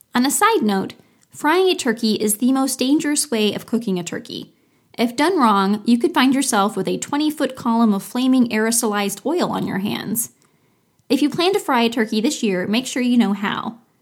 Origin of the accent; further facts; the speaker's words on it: Florida, United States; my home state, Florida